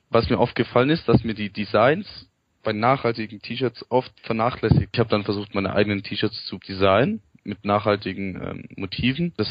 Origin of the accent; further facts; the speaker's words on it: Stuttgart, Baden-Württemberg, Germany; Ja, hallo, im ähm … ich komme aus Stuttgart, studiere Bauingenieurwesen in Stuttgart